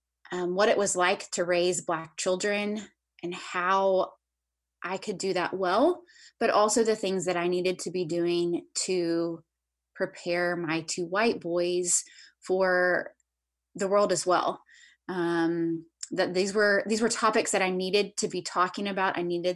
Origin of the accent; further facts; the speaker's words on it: the South, United States; I grew up in the South. I grew up in a Christian family